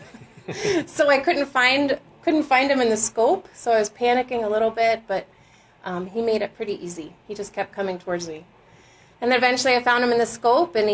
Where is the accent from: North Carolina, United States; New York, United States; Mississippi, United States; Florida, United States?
Florida, United States; moved away; I grew up in Florida. We didn't hunt